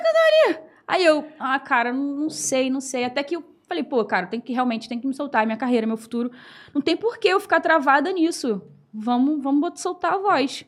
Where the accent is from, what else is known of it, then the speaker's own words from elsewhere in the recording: Rio de Janeiro, Brazil; sou lá da Ilha do Governador, tenho 28 anos